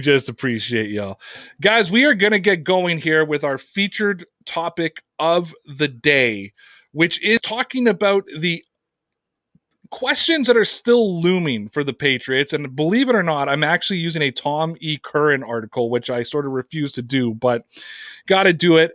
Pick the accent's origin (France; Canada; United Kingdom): Canada; here in my home country of Canada